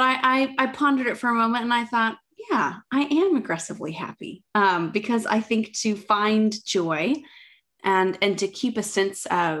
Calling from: Oxford, South East England, United Kingdom; I am Zooming in from my flat in Oxford.

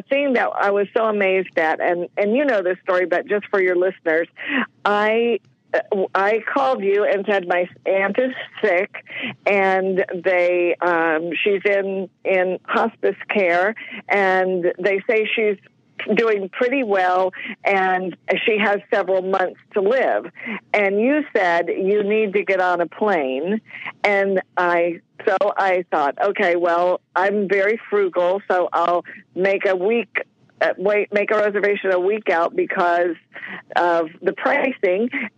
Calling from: Jensen Beach, Florida, United States; I'm calling from Jensen Beach, Florida.

